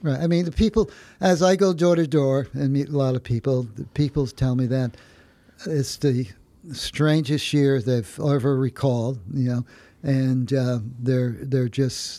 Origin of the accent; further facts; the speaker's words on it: New Haven, Connecticut, United States; I was a product of the city of New Haven. Uh, uh, where I went to school in the city of New Haven